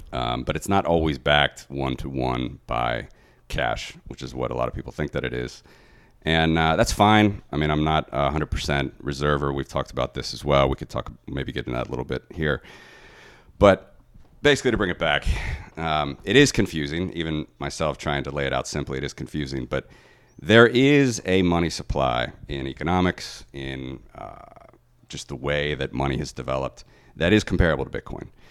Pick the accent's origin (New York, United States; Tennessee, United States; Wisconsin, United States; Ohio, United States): Ohio, United States; moved away as an adult; now in Latvia; growing up in Ohio